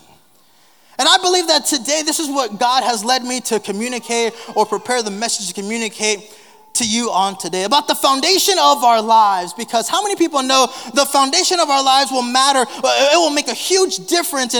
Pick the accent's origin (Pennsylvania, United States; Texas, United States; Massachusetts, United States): Texas, United States; South; moved away; growing up in South Texas, and I was fortunate enough, blessed enough to be able to grow up in a pastoral home